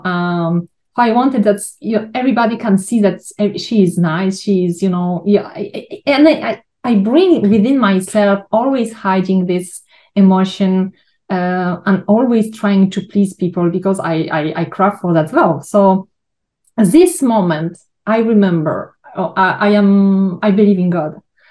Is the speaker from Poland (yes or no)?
yes; Poland; moved away; I was born in Poland. I grew in an orphanage